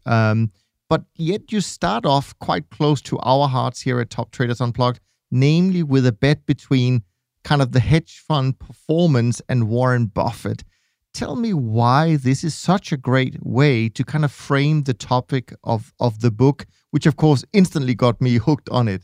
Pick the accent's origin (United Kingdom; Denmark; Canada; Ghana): Denmark; I'm Danish